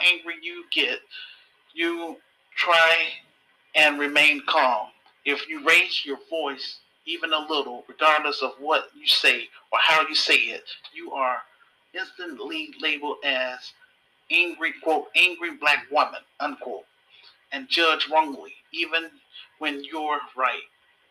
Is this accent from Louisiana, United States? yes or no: yes; Louisiana, United States; I'm from Louisiana